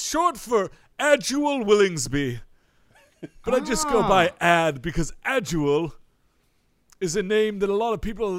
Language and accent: English; United States; born there; No, I was born in America. This is just how I chose